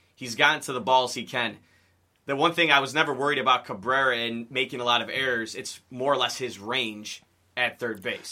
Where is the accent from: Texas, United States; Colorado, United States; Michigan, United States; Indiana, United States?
Michigan, United States; Sterling Heights; I'm from Sterling Heights and around Metro Detroit.